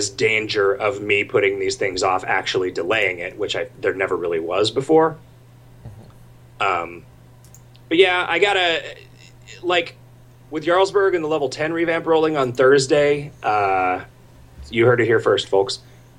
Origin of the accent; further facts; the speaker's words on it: St. Cloud, Minnesota, United States; I'm from St. Cloud, and I'm praying the plows were out this morning.